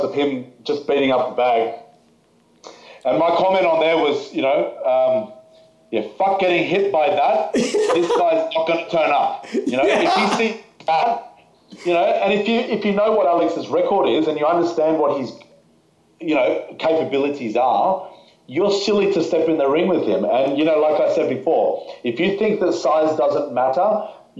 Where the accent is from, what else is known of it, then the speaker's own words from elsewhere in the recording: Australia; we're from Australia